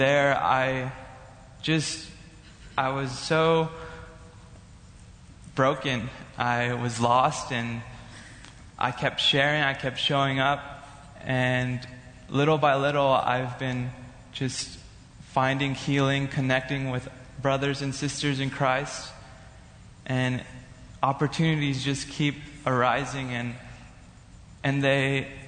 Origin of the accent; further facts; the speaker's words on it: California, United States; moved away as an adult; now in Bethany, United States; I'm from California